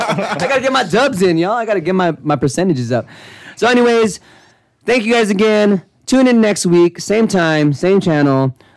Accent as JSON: {"language": "English", "region": "Northern California", "country": "United States", "said": "we're from the Northern California area"}